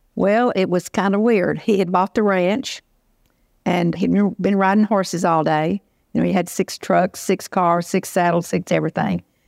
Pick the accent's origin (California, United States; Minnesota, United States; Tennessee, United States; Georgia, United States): Tennessee, United States; Union City; moved away as an adult; now in Memphis, United States; my hometown, Union City, which is about one hundred forty miles from here.